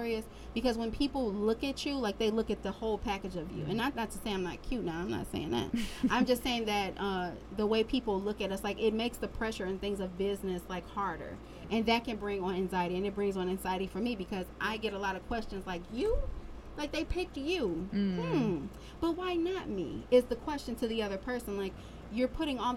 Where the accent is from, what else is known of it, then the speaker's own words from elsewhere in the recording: Detroit, Michigan, United States; also born or lived in Florida; I'm from Detroit.